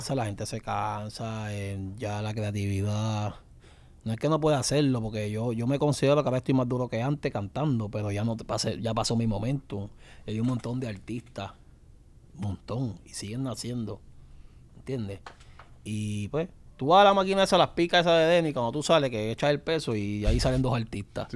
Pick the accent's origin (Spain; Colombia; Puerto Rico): Puerto Rico; donde yo me crié, ahí en Canal